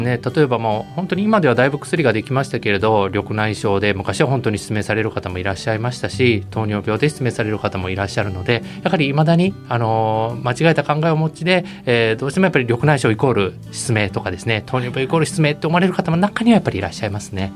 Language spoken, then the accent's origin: Japanese; Osaka, Japan; 生粋の大阪人ですので